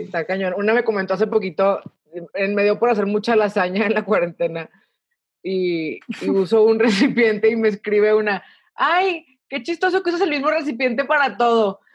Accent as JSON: {"language": "Spanish", "town": "El Paso", "region": "Texas", "country": "United States", "tie": "born or raised there", "said": "soy Texican, ¿ok? Yo nací en El Paso"}